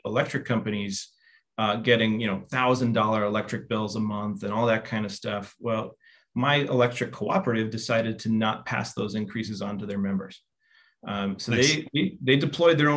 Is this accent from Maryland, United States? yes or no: no; northern Minnesota, United States; I'm originally from Minnesota, so northern Minnesota. I grew up about an hour south of Thunder Bay and Fort Francis and the Ontario border